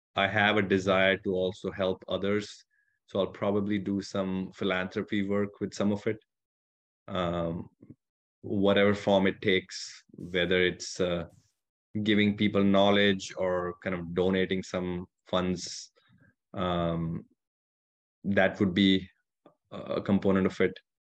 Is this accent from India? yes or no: yes; India; also born or lived in California; now in Michigan, United States; I grew up in India, far from any ocean